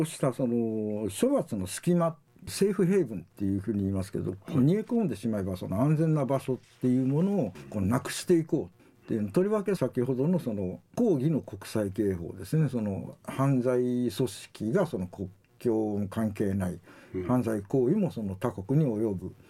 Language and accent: Japanese; Wakayama, Japan; moved away as an adult; now in Okinawa, Japan; 和歌山県生まれでしてあの沖縄に来たのはその91年平成3年、はいでありまして今年でちょうど30年目になります